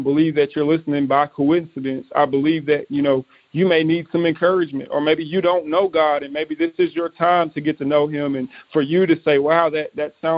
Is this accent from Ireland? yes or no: no; East Texas, United States; We were able to minister to many, many people in my hometown in East Texas